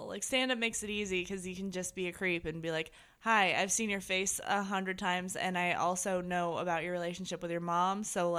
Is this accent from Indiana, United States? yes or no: yes; Indiana, United States; Well, I don't know. I mean, I'm from Indiana, so like yes from there.